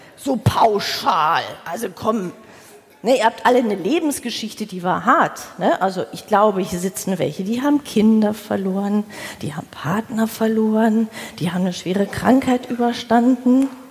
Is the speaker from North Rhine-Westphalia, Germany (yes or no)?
yes; the Ruhr, North Rhine-Westphalia, Germany; moved away as an adult; now in Hamburg, Germany; Ich bin nach Hamburg gezogen. Ich habe meine Wahlheimat gefunden, wobei ich gedacht habe, ich komme aus dem Pott. Ich gehe da nie weg